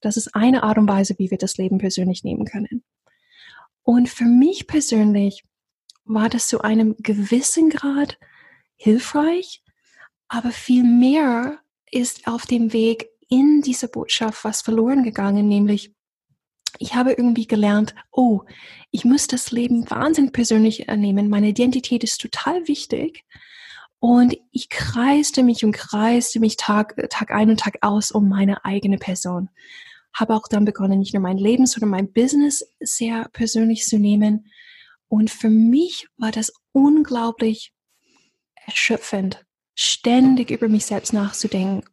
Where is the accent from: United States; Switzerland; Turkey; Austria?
United States; the South; born or raised there; German is a second language; moved away